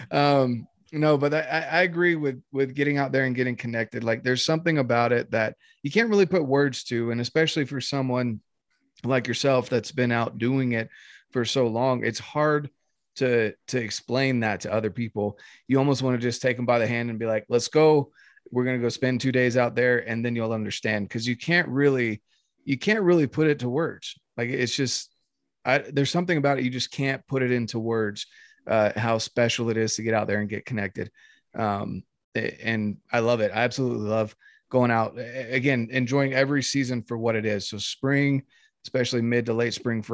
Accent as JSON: {"language": "English", "region": "North Carolina", "country": "United States", "tie": "born or raised there", "moved": "yes", "lives_now": "Utah, United States", "said": "growing up in North Carolina"}